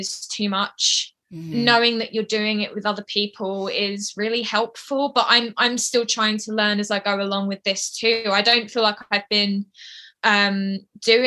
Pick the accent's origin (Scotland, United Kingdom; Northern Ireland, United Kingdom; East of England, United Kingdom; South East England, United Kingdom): East of England, United Kingdom; Essex; now in Yorkshire, United Kingdom; I'm from the south. I'm from Essex, but I'm living in the north, so Yorkshire